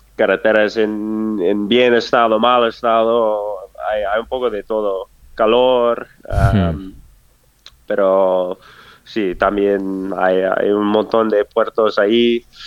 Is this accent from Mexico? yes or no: no; Durango, Colorado, United States; Spanish is a second language; moved away; mi pueblo de, de Rango ah, hay el, el, Colorado Trail